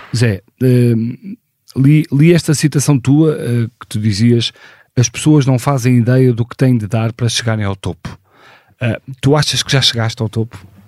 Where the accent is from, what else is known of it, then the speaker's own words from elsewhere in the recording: Porto, Norte, Portugal; nasci no Porto em 1976